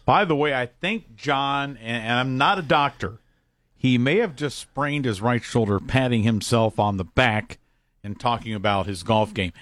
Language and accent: English; Columbus, Ohio, United States; when I was growing up in Columbus, it was back in the eighties